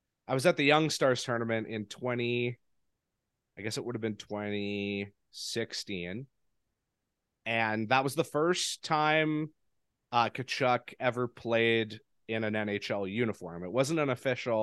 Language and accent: English; Canada; as a Canadian